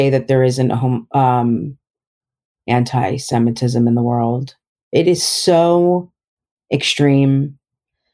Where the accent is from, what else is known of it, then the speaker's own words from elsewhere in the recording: South Orange, New Jersey, United States; moved away; I grew up in South Orange